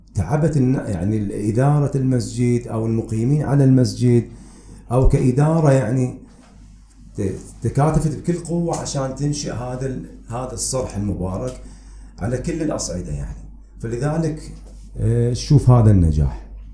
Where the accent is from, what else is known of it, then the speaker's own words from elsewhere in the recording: Manama, Capital Governorate, Bahrain; now in Madinat Hamad, Bahrain; قريتي خب خب هي كانت الأصل في التربية وكذا وحضوري هناك كان لأن احنا أولاد المنامة